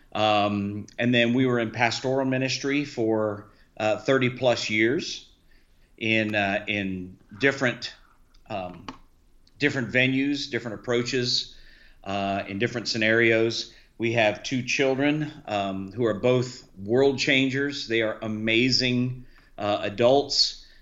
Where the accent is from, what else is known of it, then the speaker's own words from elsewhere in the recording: Key West, Florida, United States; now in Sarasota, United States; I was raised in Key West, Florida